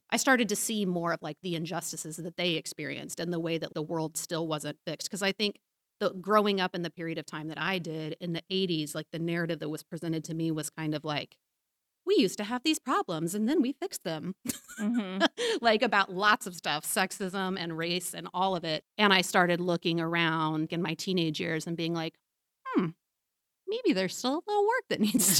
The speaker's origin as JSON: {"language": "English", "town": "Leavenworth", "region": "Kansas", "country": "United States", "tie": "born or raised there", "said": "I grew up in Leavenworth, Kansas. So by Kansas standards, it's actually very diverse, you know, and I grew up in a school that was diverse on a whole lot of levels."}